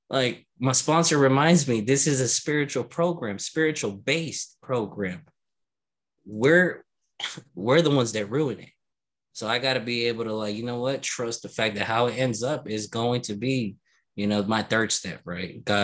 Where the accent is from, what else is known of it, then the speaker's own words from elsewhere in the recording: Louisiana, United States; now in Florida, United States; heard that I was from Louisiana, and their words exactly was, I don't want him to bring Louisiana in Florida, right?